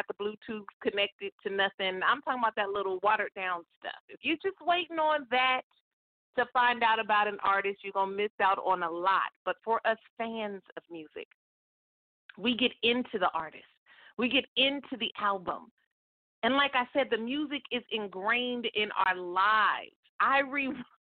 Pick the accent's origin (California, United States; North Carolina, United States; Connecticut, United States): California, United States; Stockton; the radio station in my hometown, Stockton, California